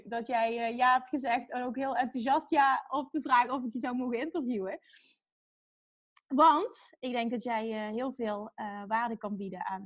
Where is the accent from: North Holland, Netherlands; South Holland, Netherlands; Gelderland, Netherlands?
South Holland, Netherlands; Dordrecht; also born or lived in Papendrecht; Eh, in Dordrecht. In Dordrecht.